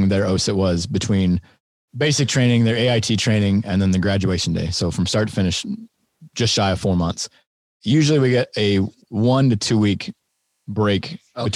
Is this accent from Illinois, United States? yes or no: yes; Greenville, Illinois, United States; I'm from Greenville